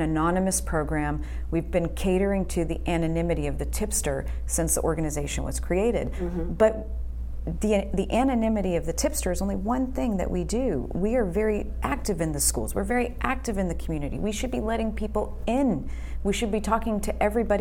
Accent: Boston, Massachusetts, United States; moved away as an adult; now in Houston, United States; I'm originally born and raised in Boston

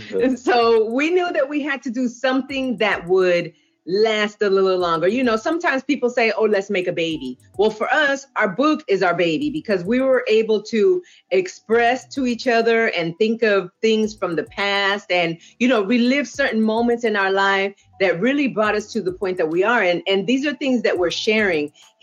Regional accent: Puerto Rico; also born or lived in Boston / California; now in Arkansas, United States; I am originally from Puerto Rico by way of Boston, Massachusetts, and California, now residing in Arkansas.

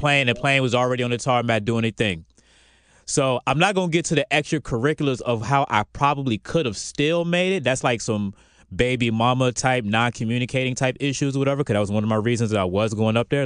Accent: Virginia Beach, Virginia, United States; now in Atlanta, United States; I'm from Virginia Beach too

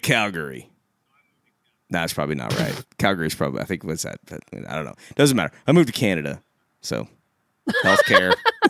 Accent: Kansas, United States; You know, when I'm a little kid and I'm from Kansas

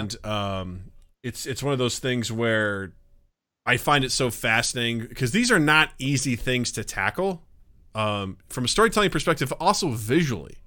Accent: Kirksville, Missouri, United States; my hometown of Kirksville, Missouri

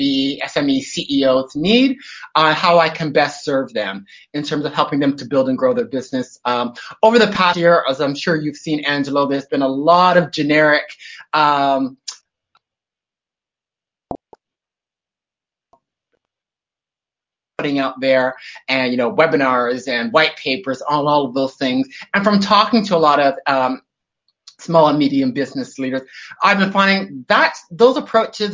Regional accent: Toronto, Ontario, Canada; moved away as an adult; now in Sydney, Australia; I live in Sydney, Australia, but as you can tell by my lack of Aussie accent, I'm originally from Toronto, Canada. So I've been here in Sydney down under for about 21 years

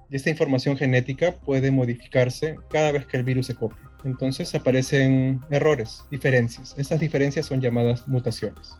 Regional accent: Peru; nosotros como peruanos

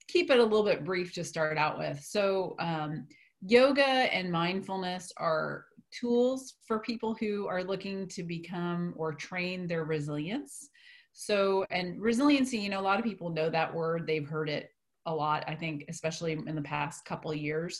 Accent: East Coast, United States; moved away as an adult; now in Wichita, United States; I'm actually from the East Coast.

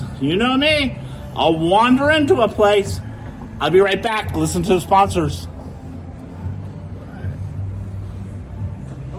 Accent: Cincinnati, Ohio, United States; I told him we're a German city.

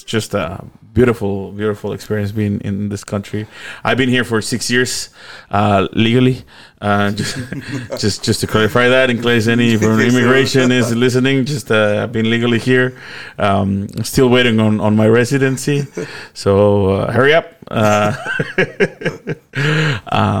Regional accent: Tonalá, Jalisco, Mexico; English is a second language; moved away as an adult; also born or lived in Canada; now in Auckland, New Zealand; I'm originally from Tonalá, Jalisco, and obviously Mexico

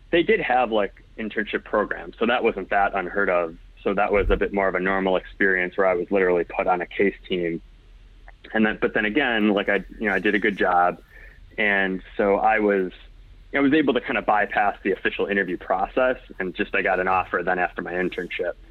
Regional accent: Indiana, United States; So, like I said, I came from Indiana, networked in.

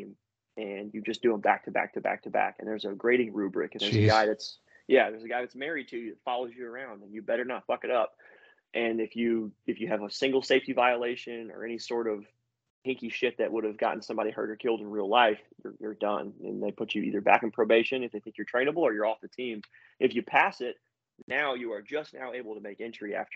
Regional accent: Louisiana, United States; I'm from the South, you know, from Louisiana

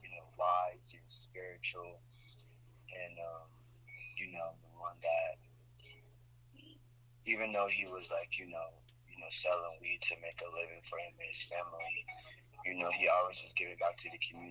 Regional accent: Florida, United States; moved away as an adult; now in New York City, United States; I'm from Florida.

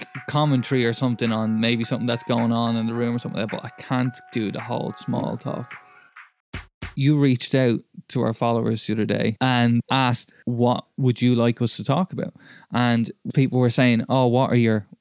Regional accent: Ireland; growing up in Ireland

